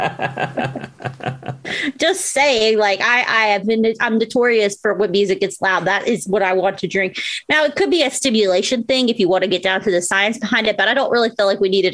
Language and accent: English; Southwest Virginia, United States; also born or lived in Florida; since I do live in Southwest Virginia, and I was born in Florida, but I generally grew up in this area